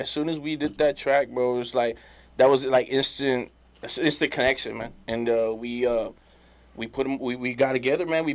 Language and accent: English; Monte Alto, Texas, United States; I am from Monte Alto, Texas, small town right north of Bedcouch.